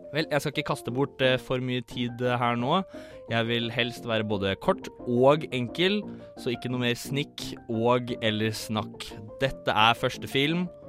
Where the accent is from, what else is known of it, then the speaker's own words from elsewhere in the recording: Tønsberg, Vestfold, Norway; jeg er 23 år, jeg er fra Tønsberg